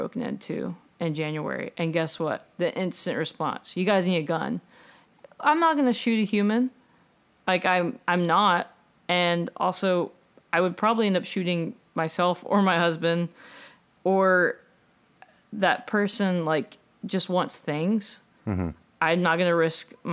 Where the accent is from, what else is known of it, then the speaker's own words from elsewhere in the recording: southeast Texas, United States; moved away; I'm a small town. It's like southeast